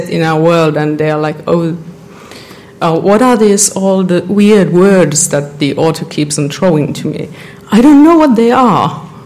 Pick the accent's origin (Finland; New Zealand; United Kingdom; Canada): Finland; I'm a librarian from Finland.